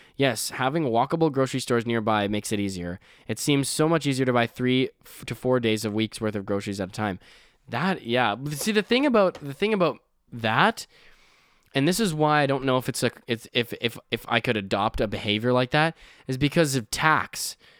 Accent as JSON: {"language": "English", "country": "Canada", "said": "I'm Canadian"}